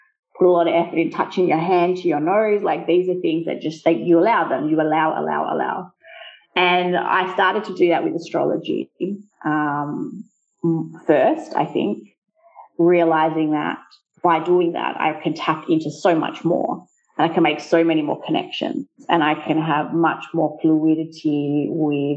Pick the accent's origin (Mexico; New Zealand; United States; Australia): Australia; first language English; moved away as an adult; now in Italy; growing up in Australia, but with Italian family as well